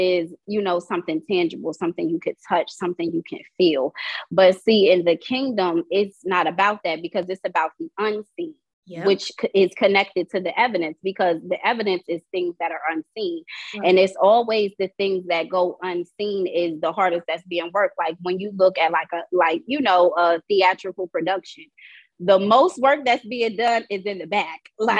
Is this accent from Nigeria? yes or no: no; Wilmington, Delaware, United States; moved away as an adult; now in Tallahassee, United States; I'm from Wilmington, Delaware. I'm just traveling through these barren lands. I'm here in Tallahassee for school